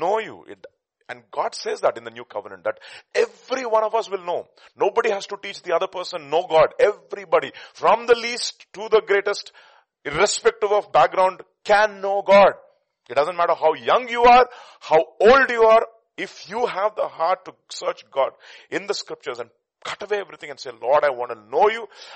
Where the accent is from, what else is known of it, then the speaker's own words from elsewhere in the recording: India; accent: Telugu; my Telugu accent